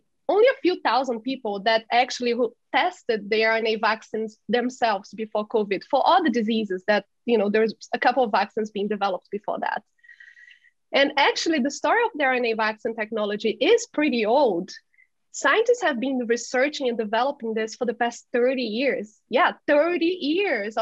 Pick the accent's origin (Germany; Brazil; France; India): Brazil; Belo Horizonte, Minas Gerais; now in Boston, United States; I'm a Brazilian scientist. I'm from Belo Horizonte, Minas Gerais, Brazil, the land of pão de queijo.